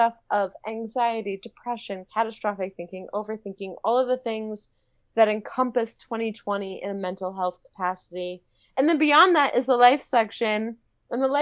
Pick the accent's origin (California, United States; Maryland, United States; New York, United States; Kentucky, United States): Maryland, United States; D.C., Maryland outside Washington, United States; moved away as an adult; also born or lived in Florida; now in Los Angeles, United States; I grew up in Maryland outside Washington, D.C.